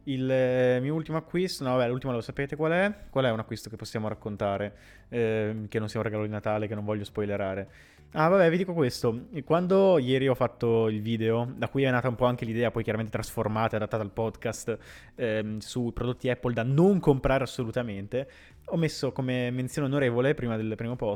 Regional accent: Rome, Lazio, Italy; io sono di Roma capitale.

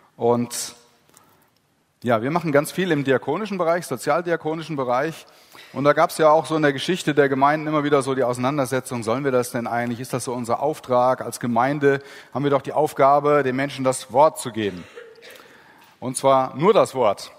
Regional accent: Heisterberg, Gusternhain, Hesse, Germany; wo ich herkomme, Heisterberg, Gustenhain

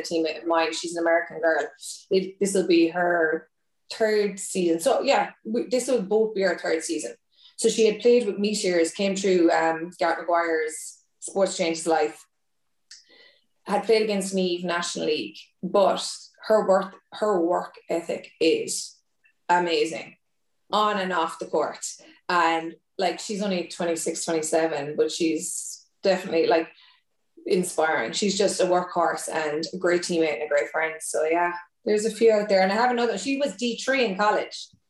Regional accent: Thurles, Munster, Ireland; moved away; also born or lived in Cork; I'm originally from Tip

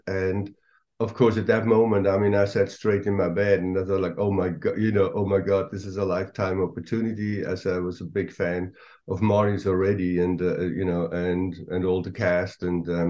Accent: Switzerland; moved away as an adult; now in Los Angeles, United States; I'm from Switzerland and I live in LA, though. I've been living in Los Angeles for the last 30 years

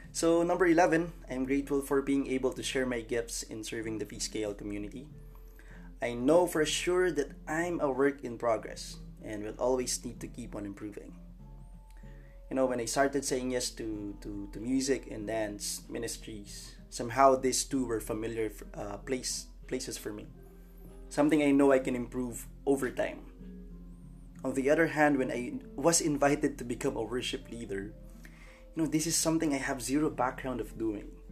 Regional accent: Santa Rosa, Calabarzon, Philippines; moved away; my hometown in Santa Rosa, Laguna.

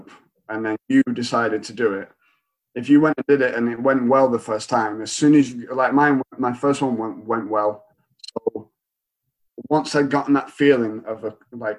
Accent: Atherton, North West England, United Kingdom; born or raised there; moved away as an adult; also born or lived in Dubai; now in Salford, United Kingdom

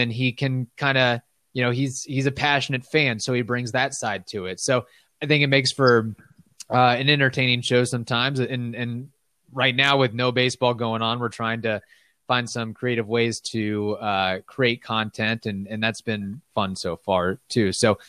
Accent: Midwest, United States; now in Tampa, United States; I came from the Midwest to Tampa and USF

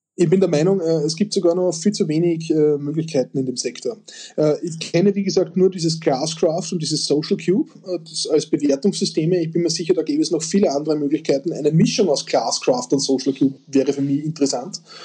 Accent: Austria; bei uns in Österreich

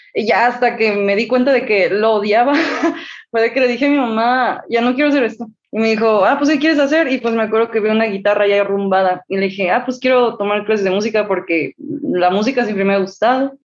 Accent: Mexico; Tengo 21 años, soy mexicana.

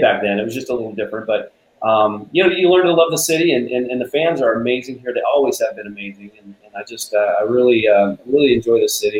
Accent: United States; I grew up obviously in Washington

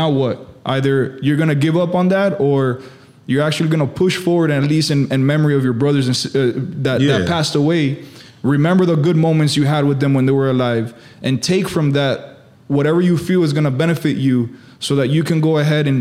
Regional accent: Miami, Florida, United States; also born or lived in Hialeah; I'm here born and raised in Miami. I was born in Hialeah.

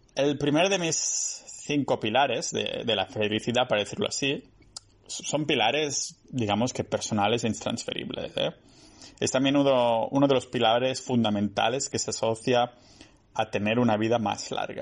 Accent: a town near Barcelona, Catalonia, Spain; moved away; mi pueblo cerca de, de Barcelona

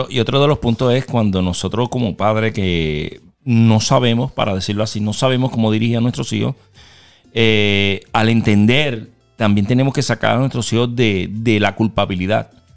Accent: Mayagüez, Puerto Rico; moved away; yo soy Mayagüe

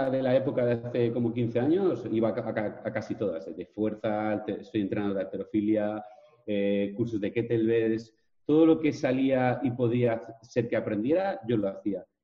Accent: Vila-real, Valencian Community, Spain; Soy de Villarreal, un pueblecito de Castellón, eh, y nada, soy una persona que se ha hecho a sí misma

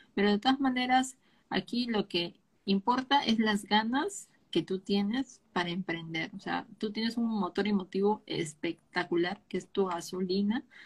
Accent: Peru; yo soy de Perú

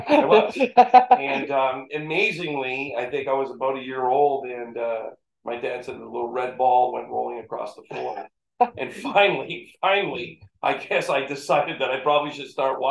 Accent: Thorold, Ontario, Canada; now in Niagara Falls, Canada; Born and raised in Thorold

